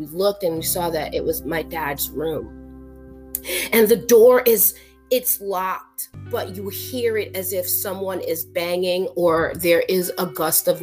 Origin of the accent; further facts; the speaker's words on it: New York, United States; also born or lived in an island in the Caribbean; I was born in New York. I was born in Harlem